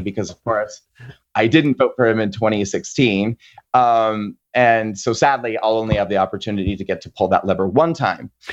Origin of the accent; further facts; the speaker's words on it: Nebraska, United States; moved away; I grew up in Nebraska